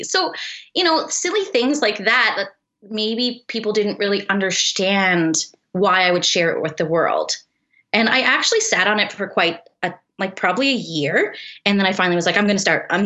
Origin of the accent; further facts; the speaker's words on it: Eastern Canada, Canada; moved away as an adult; now in Kelowna, Canada; we're both actually from Eastern Canada. We both met there actually as teenagers.